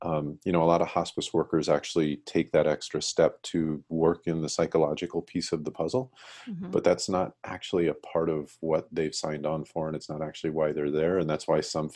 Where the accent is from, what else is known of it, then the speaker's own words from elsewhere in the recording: Colorado, United States; I grew up in Colorado